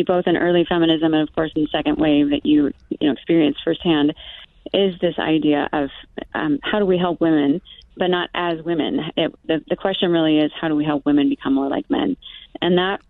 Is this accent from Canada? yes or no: no; Oregon, United States; I grew up in Oregon